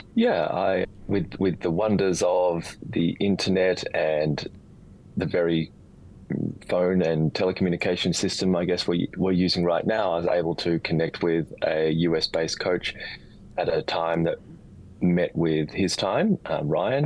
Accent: Australia; also born or lived in Sydney; Born and bred in Australia. Uh, live in Sydney now

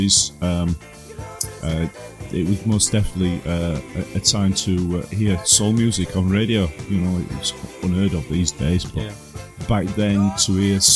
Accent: Sheffield, Yorkshire and the Humber, United Kingdom; I was born in Sheffield, and my early days was not far from Bramall Lane, unfortunately, but then we moved out to the outskirts, which was literally on the border of North Derbyshire

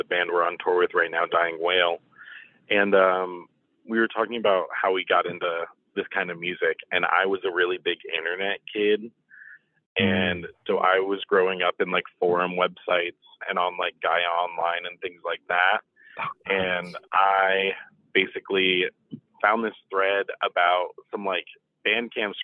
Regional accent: St. Augustine, Florida, United States; now in Savannah, United States; I grew up in St. Augustine, Florida, for a lot of my childhood

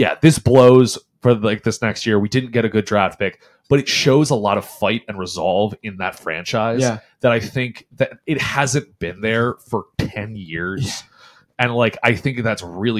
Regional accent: New Jersey, United States; growing up in North Jersey, those were my friends as Giants fans

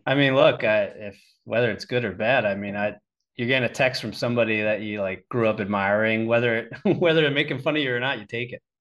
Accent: Pennsylvania, United States; being from Pennsylvania

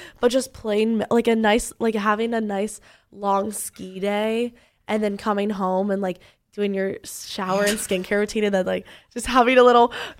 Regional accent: Canada; I'm Canadian, but I can't survive the cold.

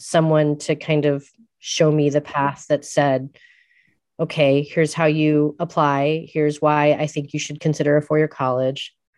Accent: San Francisco, California, United States; also born or lived in Eugene, Oregon; having grown up in San Francisco

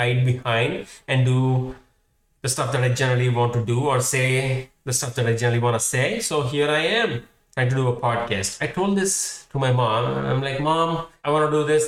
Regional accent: Hyderabad, Telangana, India; English is a second language; now in United States; I am Indian. I was born in Hyderabad

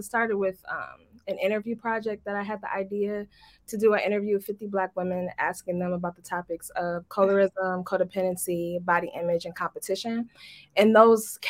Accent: Detroit, Michigan, United States; growing up in Detroit

